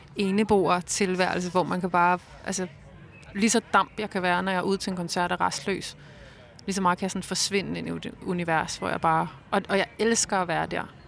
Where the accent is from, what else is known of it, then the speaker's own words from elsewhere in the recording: Roskilde, Zealand, Denmark; Jeg voksede op i Roskilde